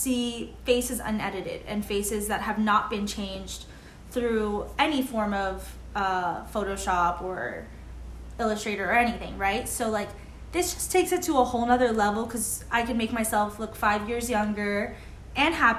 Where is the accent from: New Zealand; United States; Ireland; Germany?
United States; Miami, Florida; we're both Cuban. We're born and raised in Miami, Florida